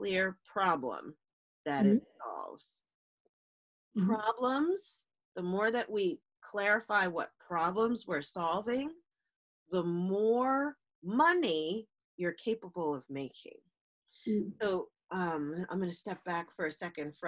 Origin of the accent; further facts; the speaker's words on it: New Jersey, United States; we are from New Jersey